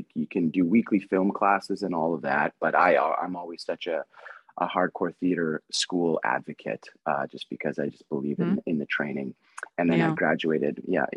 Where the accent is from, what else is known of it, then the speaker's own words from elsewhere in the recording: Winnipeg, Manitoba, Canada; moved away as an adult; now in Vancouver, Canada; growing up in Winnipeg, Edmonton, Saskatoon